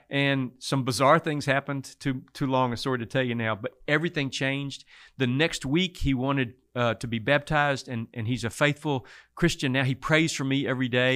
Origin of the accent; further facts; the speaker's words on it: Mason, Texas, United States; Born and raised in Mason, Texas, down in the hill country near Fredericksburg.